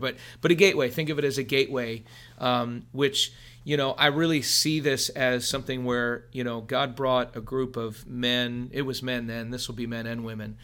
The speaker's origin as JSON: {"language": "English", "town": "Philadelphia", "region": "Pennsylvania", "country": "United States", "said": "we're from Philadelphia"}